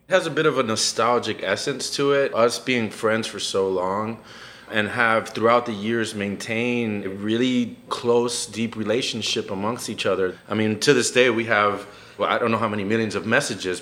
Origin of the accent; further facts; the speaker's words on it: Miami, Florida, United States; moved away as an adult; now in New Haven, United States; I'm also from Miami where we all